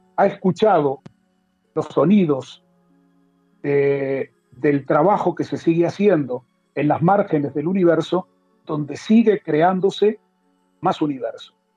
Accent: Uruguay; moved away as an adult; also born or lived in Mexico / Spain / Miami; now in Israel; nací en Uruguay, a los 20 años me fui a vivir a Israel

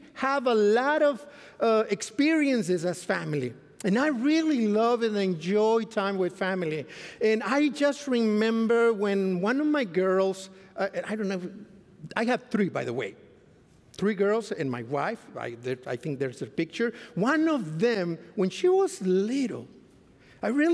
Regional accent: Mexico; English is a second language; moved away as an adult; now in Fort Worth, United States; I come from Mexico. I used to be in Mexico before 2014, but then we came here to serve at Central Texas Conference

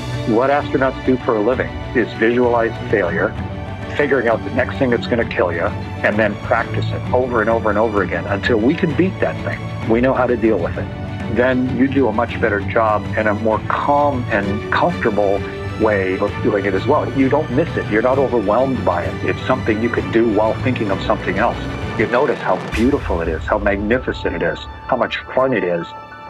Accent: Canada; I was the top test pilot in the U.S. Navy as a Canadian.

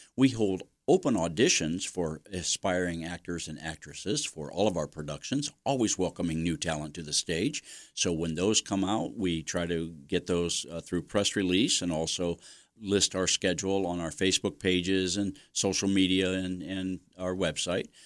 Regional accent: Mansfield, Ohio, United States; also born or lived in Ashland, Ohio; now in Belleville, United States; I grew up in Mansfield, neighborhood over by the boulevards

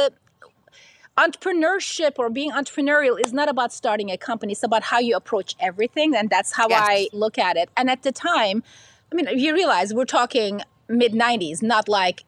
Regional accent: Istanbul, Turkey; moved away; I was born and raised in Istanbul, Turkey. So definitely did not grow up here.

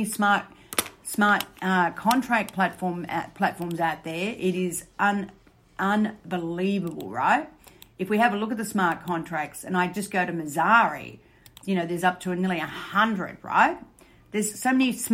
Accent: Australia; I'm Australian

